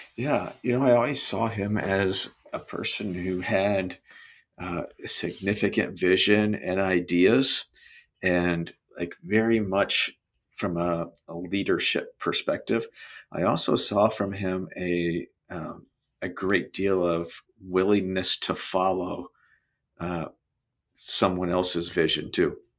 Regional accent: Brownsburg, Indiana, United States; moved away as an adult; also born or lived in Ohio / Cincinnati / Chicago; now in Naples, United States; Grew up in uh, a town outside of Indianapolis called Brownsburg, so central Indiana

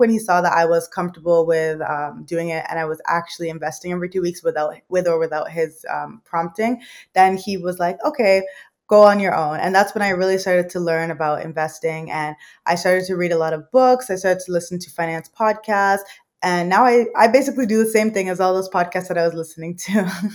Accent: Mississauga, Ontario, Canada; also born or lived in London, England / Thailand; I was was raised here. I was born in England. So I was born in London, England. And then when I was four years old, my parents moved here to Canada and I've been living here ever since

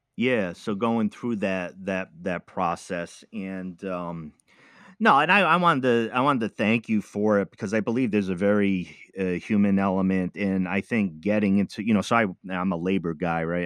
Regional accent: East Coast, United States; also born or lived in Midwest; now in Oregon, United States; I'm from the East Coast

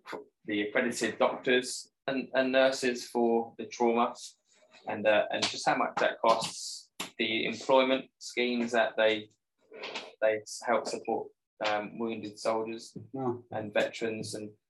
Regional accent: Borden, South East England, United Kingdom; yep, local from Borden, Hampshire.

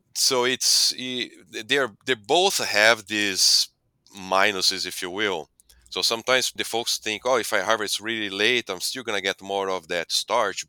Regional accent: Brazil; moved away as an adult; also born or lived in Delaware, United States; now in United States; I'm originally from Brazil. I grew up on a dairy that became a beef operation. Then I came to U S to pursue my, uh, P H D

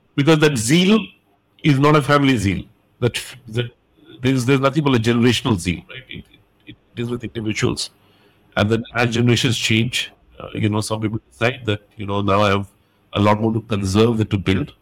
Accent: India; I'm Indian, I stayed in India.

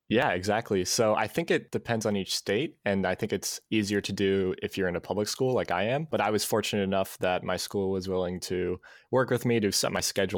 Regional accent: Ohio, United States; also born or lived in Cleveland, Ohio / Florida; now in Columbus, United States; So I'm from Ohio. I grew up in Cleveland for half of my childhood, spent a year in Florida, and then I've been in Columbus for about seven years now

